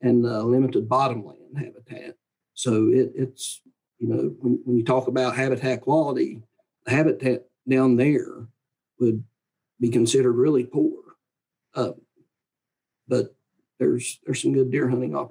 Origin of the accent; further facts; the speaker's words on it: Wyoming County, West Virginia, United States; I grew up in Wyoming County